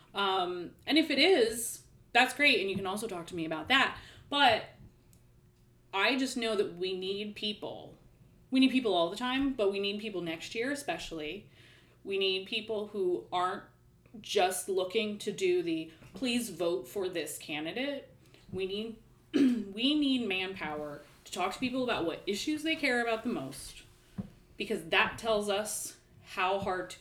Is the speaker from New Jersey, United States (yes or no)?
no; Bloomsburg, Pennsylvania, United States; I grew up in Bloomsburg